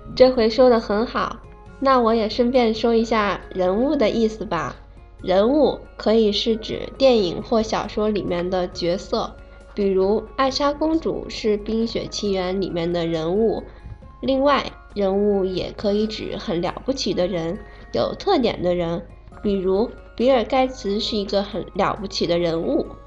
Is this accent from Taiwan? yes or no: no; Japan; 来自日本。我是一名混血儿，我的妈妈是中国人，我爸爸是日本人，从小就接触汉语